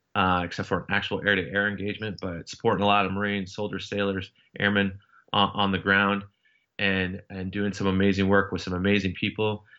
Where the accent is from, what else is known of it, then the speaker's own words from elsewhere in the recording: Seattle, Washington, United States; moved away as an adult; I, I grew up in Washington State for the most part, uh, from the Seattle area